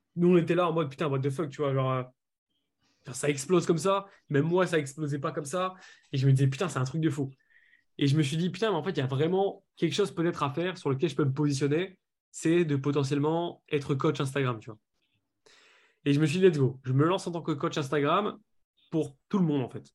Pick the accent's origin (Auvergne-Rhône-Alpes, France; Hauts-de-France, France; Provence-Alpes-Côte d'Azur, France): Hauts-de-France, France; Lille; je suis de Lille.